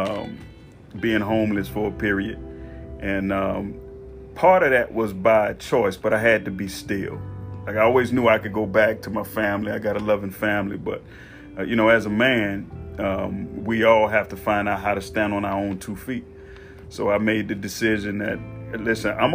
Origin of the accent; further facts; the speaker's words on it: Mississippi, United States; moved away as an adult; growing up in Mississippi